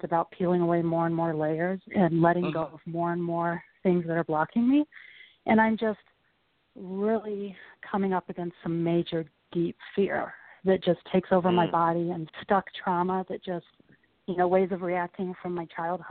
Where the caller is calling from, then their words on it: Chicago, Illinois, United States; I'm in Chicago.